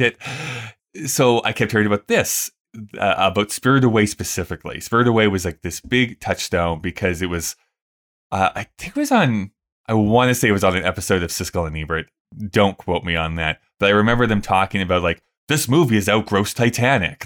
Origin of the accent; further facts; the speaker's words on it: Canada; we grew up in Canada